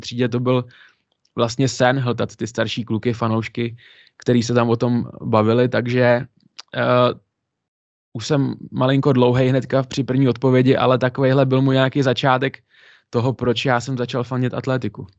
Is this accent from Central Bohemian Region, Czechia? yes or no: no; Pardubice, Pardubice Region, Czechia; já jsem z Pardubic, chodil jsem pravidelně na hokej, jednu dobu jsem nechyběl v kotli na jediný domácí zápas